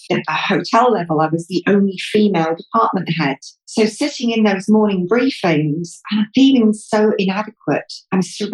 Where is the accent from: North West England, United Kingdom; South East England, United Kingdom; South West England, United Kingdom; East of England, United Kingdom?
South West England, United Kingdom; Devon; moved away as an adult; also born or lived in London; now in Dubai, United Arab Emirates; I'm from the UK. Southwest. My family mainly come from Cornwall, but I was actually born and bred in Devon